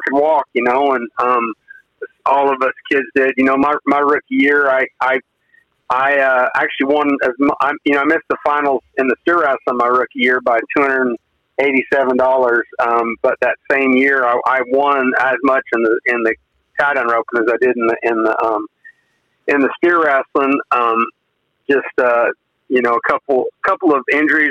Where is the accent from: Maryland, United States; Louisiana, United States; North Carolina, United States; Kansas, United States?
Kansas, United States; Weldon; moved away as an adult; also born or lived in Colorado; now in Texas, United States; I was raised not too far from Pawhuska, in a little town called Weldon, Kansas